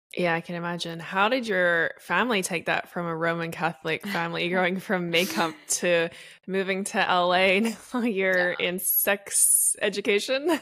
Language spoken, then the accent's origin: English; Australia; I'm from Australia